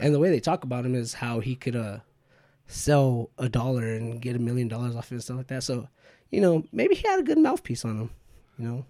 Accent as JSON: {"language": "English", "town": "Bakersfield", "region": "California", "country": "United States", "tie": "born or raised there", "said": "we're from Bakersfield"}